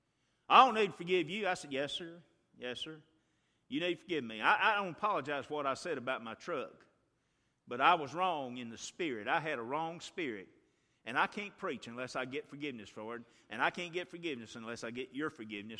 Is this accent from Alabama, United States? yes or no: yes; Chilton County, Alabama, United States; I'm from Chilton County, and Mama's from there